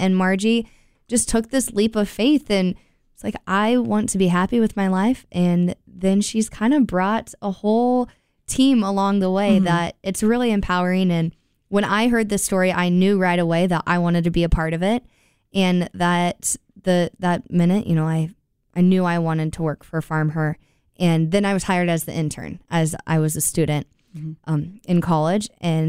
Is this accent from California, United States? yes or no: no; Iowa, United States; Yeah, I come from Iowa, so the East Coast.